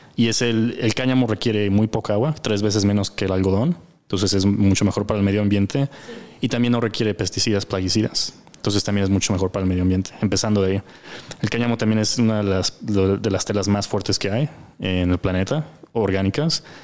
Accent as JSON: {"language": "Spanish", "country": "United States", "moved": "yes", "lives_now": "Mexico", "said": "los socios somos de Estados Unidos"}